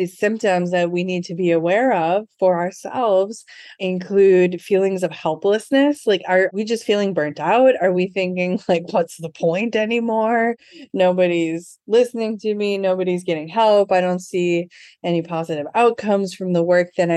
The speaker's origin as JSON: {"language": "English", "region": "Midwest", "country": "United States", "also_born_or_lived": "California / Port-au-Prince, Haiti", "moved": "as an adult", "said": "I'm from the Midwest"}